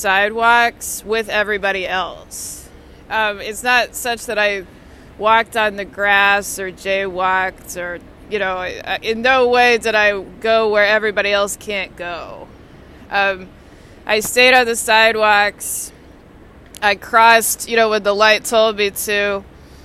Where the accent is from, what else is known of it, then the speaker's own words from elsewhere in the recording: Texas, United States; now in Washington, D.C., United States; I'm from Texas originally